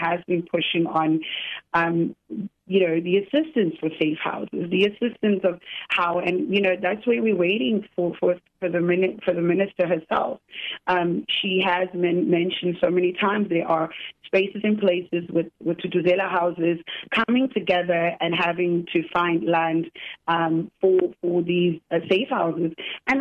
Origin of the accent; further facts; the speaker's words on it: South Africa; as a South African